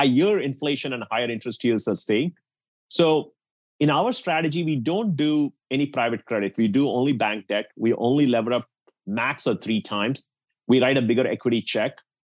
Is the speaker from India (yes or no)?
yes; India; now in United States; I grew up in India